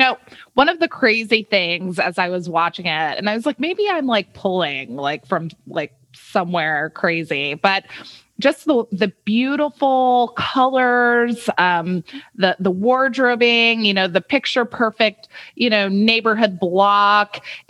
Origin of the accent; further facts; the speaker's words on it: Compton, California, United States; born there; moved away; Wow. Well, I was born in Compton.